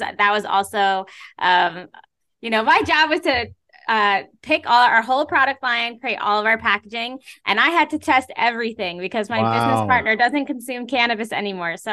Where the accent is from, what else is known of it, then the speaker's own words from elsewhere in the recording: New York, United States; I grew up in New York. I went to college in New York. I live in New York